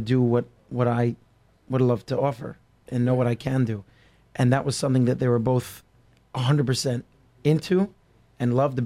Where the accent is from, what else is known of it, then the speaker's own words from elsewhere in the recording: United States; also born or lived in Israel; As an American living there